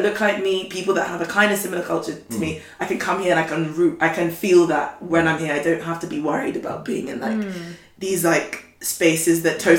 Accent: London, United Kingdom; I'm a Londoner too

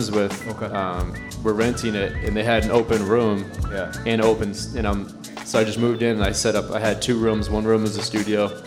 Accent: Nashua, New Hampshire, United States; I grew up in, uh, in Nashua, New Hampshire, about 45 minutes north of Boston.

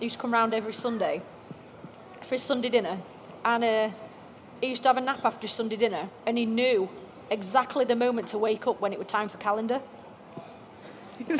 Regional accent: Doncaster, Yorkshire and the Humber, United Kingdom; I'm from Doncaster

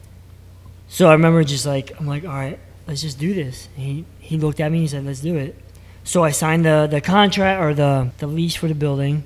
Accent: Bristol, Pennsylvania, United States; I grew up in Bristol Borough

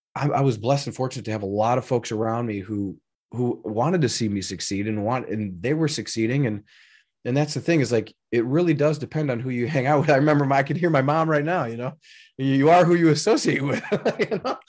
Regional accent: Elgin, Illinois, United States; I grew up in Elgin, Illinois, uh, which was not that far outside of Chicago

